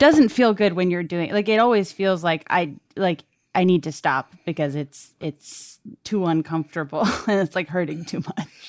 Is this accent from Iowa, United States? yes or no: no; Brockton, Massachusetts, United States; moved away; I'm from Brockton, Massachusetts.